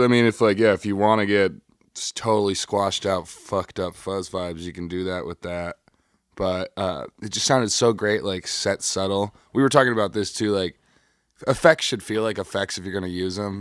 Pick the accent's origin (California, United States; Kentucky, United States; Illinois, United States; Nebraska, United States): Illinois, United States; Chicago; I'm from Chicago here